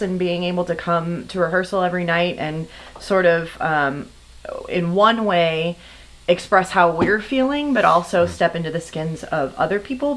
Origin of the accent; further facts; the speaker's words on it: Texas, United States; moved away; I'm originally from Texas